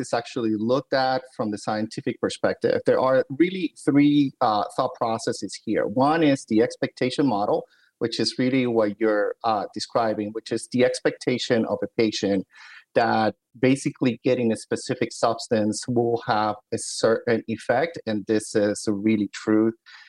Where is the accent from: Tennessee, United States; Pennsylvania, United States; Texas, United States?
Pennsylvania, United States; Philadelphia; moved away as an adult; also born or lived in New Haven, Connecticut; I'm originally from Philadelphia, so I stayed in the Northeast